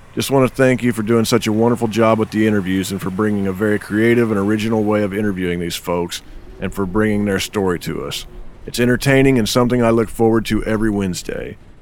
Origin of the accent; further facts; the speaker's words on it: Indiana, United States; now in Nashville, United States; a couple Indiana guys